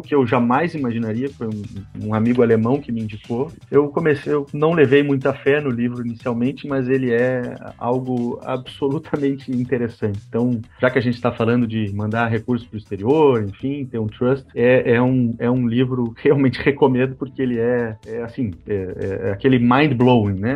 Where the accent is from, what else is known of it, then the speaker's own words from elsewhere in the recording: Passo Fundo, Rio Grande do Sul, Brazil; accent: gaúcho; now in Porto Alegre, Brazil; Sou, sou gaúcho. Eu sou, eu sou gaúcho de Passo Fundo